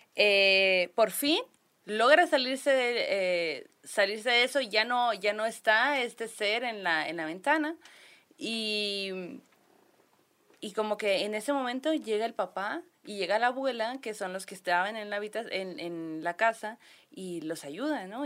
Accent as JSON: {"language": "Spanish", "region": "Sonora", "country": "Mexico", "said": "somos de Sonora"}